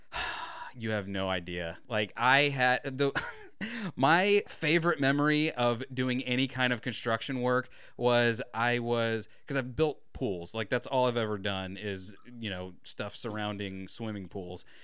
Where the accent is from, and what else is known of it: Florida, United States